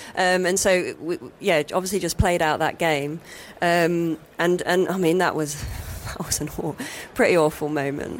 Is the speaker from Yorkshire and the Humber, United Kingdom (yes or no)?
no; Nottingham, East Midlands, United Kingdom; growing up in Nottingham